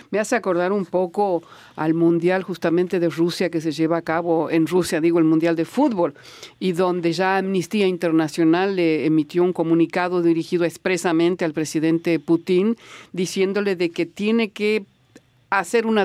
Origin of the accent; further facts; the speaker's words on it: Venezuela; En mi país, Venezuela, a pesar de sus leyes, yo como bisexual no podemos contar con ese privilegio